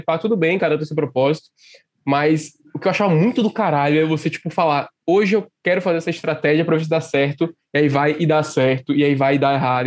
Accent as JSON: {"language": "Portuguese", "town": "Salvador", "region": "Bahia", "country": "Brazil", "said": "Eu sou de Salvador"}